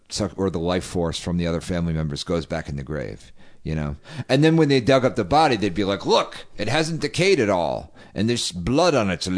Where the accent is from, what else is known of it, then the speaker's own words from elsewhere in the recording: Rhode Island, United States; I'm from Rhode Island, which has had several vampire exhumations. The only state in America that has.